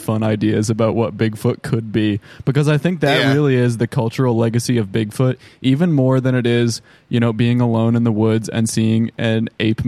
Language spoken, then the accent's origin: English; United States; we're American